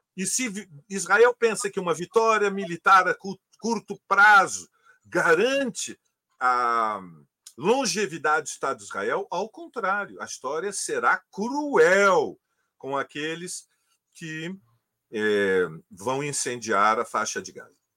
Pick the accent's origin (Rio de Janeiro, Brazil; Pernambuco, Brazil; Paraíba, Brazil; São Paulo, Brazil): Rio de Janeiro, Brazil; quando eu era criança, eu morava em Copacabana, na esquina do Domingos Ferreira, com a Santa Clara